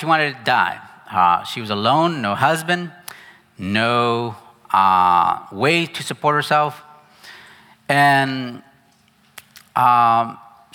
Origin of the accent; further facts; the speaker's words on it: United States; moved away as an adult; I'm very American, actually.